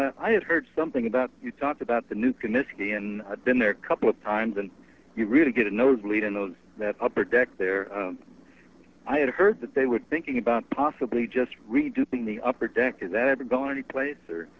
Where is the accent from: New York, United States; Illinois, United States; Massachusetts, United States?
Illinois, United States; Chicago; moved away as an adult; now in San Diego, United States; I live in San Diego now, so I guess I could make your West Coast interview as well, but I grew up in Chicago in the 50s and 60s